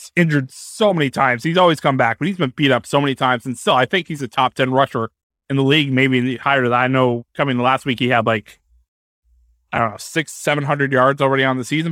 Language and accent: English; New England, United States; we're from New England